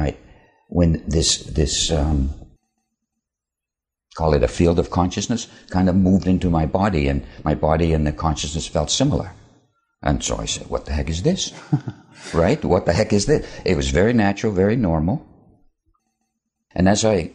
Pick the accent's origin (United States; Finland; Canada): Finland; I was born in Finland